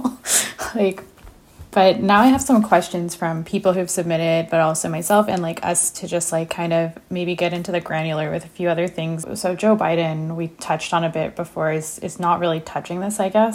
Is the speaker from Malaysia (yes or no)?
no; Pakistan; as a Pakistani